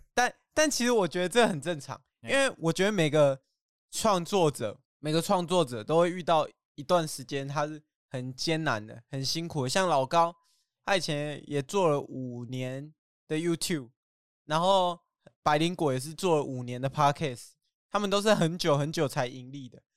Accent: Tainan, Taiwan; moved away as an adult; also born or lived in Keelung; now in Taichung, Taiwan; 可是我在台南长大啊

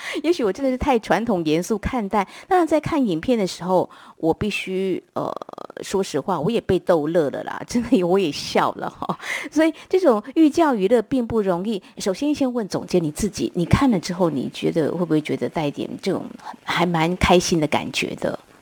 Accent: Taiwan; first language Taiwanese Hokkien; 我是在讲台语的家庭中长大

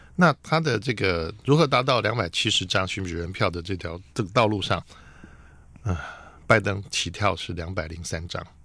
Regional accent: Taiwan; 我是台湾人嘛

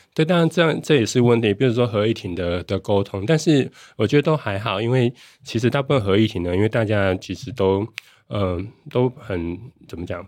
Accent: Taiwan; 我家在云林

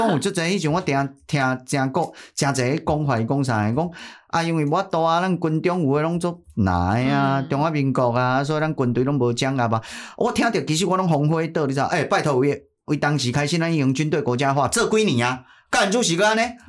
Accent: Taiwan; 啊，很可惜，我们台湾人好像也都没有思辨或怎么样

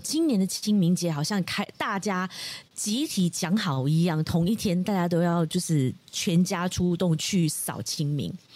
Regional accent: Malaysia; 我们马来西亚华人

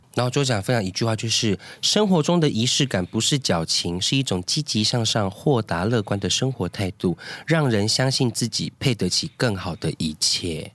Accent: Taiwan; 因为我们两个就是在部落长大

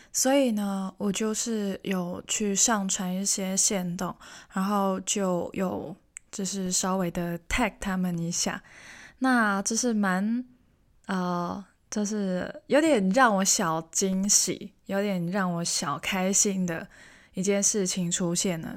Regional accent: Hong Kong; first language Cantonese; Chinese is a second language; now in Taiwan; 我是香港人

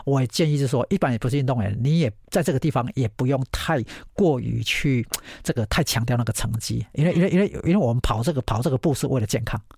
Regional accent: Taiwan; 我不是美国籍的人，我是台湾人

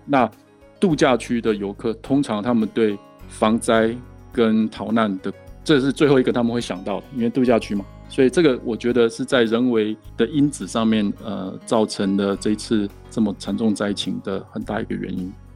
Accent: Taiwan; now in Utah, United States; 我是台湾人

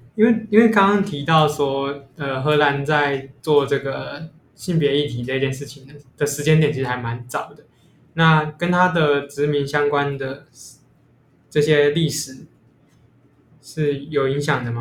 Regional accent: Taiwan; 身为一个土， 台湾土生土长的人

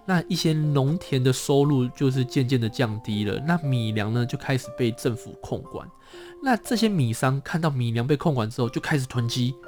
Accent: Taiwan; 这一位先生真的也是很照顾我们台湾人。

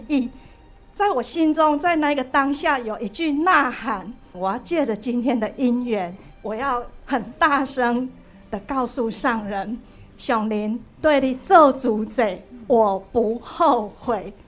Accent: Taichung, Taiwan; 我来自于台中，九二一地震曾经离我很近

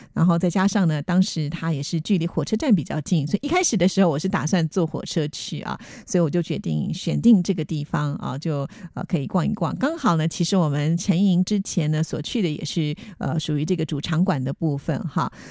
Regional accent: Taipei, Taiwan; 其实是从小就在大直长大的小孩

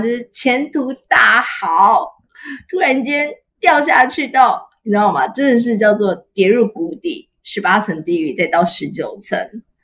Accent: Taiwan; 我就说我台湾人

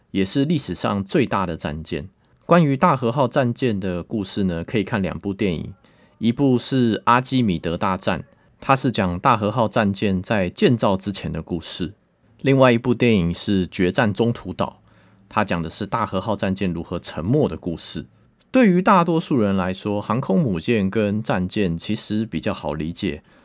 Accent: Taiwan; 我们台湾人

